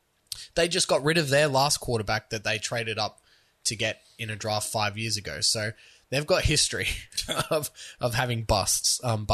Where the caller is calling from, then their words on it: Cleveland, Ohio, United States; I'm calling from Cleveland.